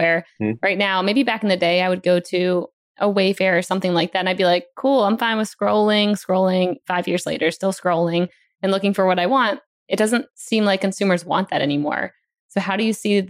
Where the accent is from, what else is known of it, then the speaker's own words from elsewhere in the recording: Maryland, United States; moved away; also born or lived in San Francisco / Austin; my hometown in Maryland